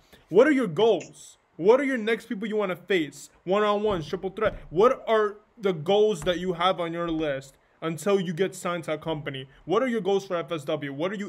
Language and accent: English; New York, United States; I'm from New York.